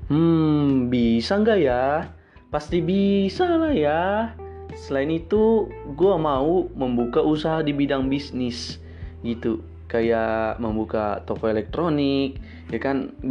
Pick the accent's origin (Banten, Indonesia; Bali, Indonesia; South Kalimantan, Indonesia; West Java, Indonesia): Banten, Indonesia; Serang; now in Lampung, Indonesia; harus bisa mandiri karena gua merantau dari Serang ke Lampung.